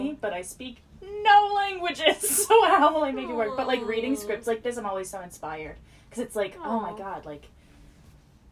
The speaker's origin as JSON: {"language": "English", "country": "United States", "tie": "born or raised there", "said": "an American-born person"}